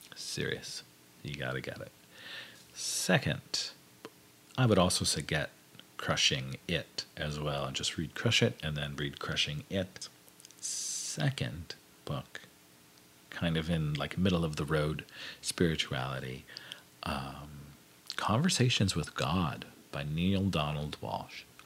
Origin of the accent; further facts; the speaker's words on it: Hazleton, Pennsylvania, United States; moved away as an adult; I grew up in the Hazleton, Pennsylvania area